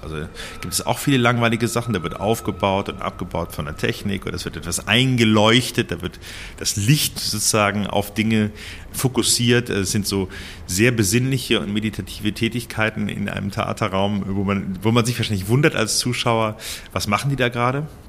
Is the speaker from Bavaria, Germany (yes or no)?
no; between Cologne and Bonn, North Rhine-Westphalia, Germany; also born or lived in Berlin / Lucerne; now in Basel, Switzerland; ich bin in Köln geboren, in der Klinik und bin zwischen Köln und Bonn auf dem Land aufgewachsen